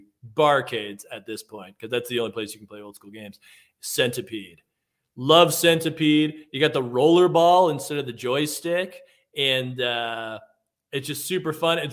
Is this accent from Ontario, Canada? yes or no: yes; Mississauga, Ontario, Canada; I grew up in Mississauga